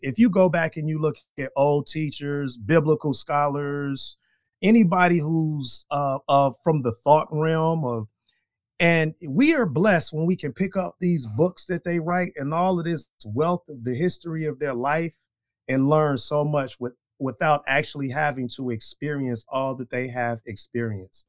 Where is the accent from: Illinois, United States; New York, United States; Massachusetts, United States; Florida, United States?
Illinois, United States; Chicago; moved away as an adult; now in Green Bay, United States; I am from Chicago, Illinois, to Wisconsin, way back in two thousand and one